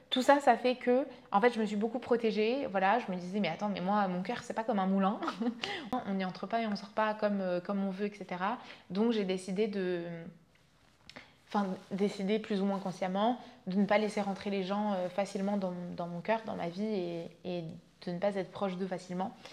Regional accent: Vietnam; also born or lived in France; j'ai grandi, donc je suis née en France, je suis allée vivre au Vietnam. Quand j'avais deux ans, mes parents se sont séparés.

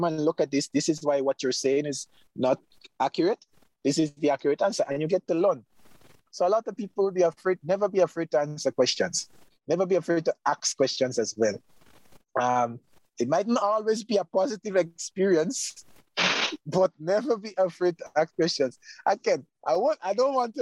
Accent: Grenada; I'm a veterinarian. I'm living in my home country.

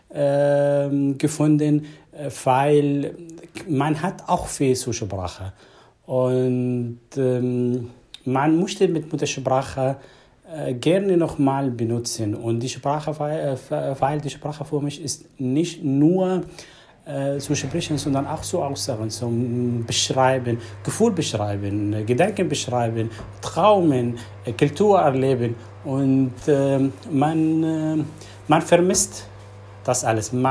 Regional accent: Syria; German is a second language; moved away as an adult; now in Germany; ich komme aus Syrien. Äh, ich lebe hier in Deutschland seit sechs Jahren.

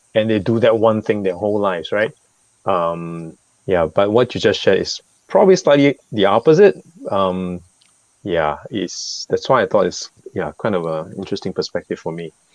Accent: Singapore; As a Singaporean

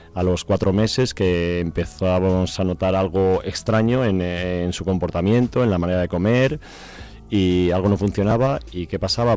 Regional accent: Burganes de Valverde, Castile and León, Spain; moved away; yo soy de Burganes de Valverde, mm. eh, de un pueblo de la provincia de Zamora

